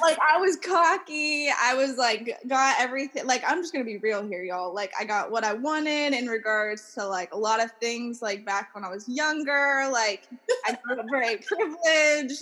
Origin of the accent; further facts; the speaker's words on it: Minerva, Ohio, United States; moved away as an adult; now in Reno, United States; My hometown is in the middle of nowhere, United States, um, called Minerva, Ohio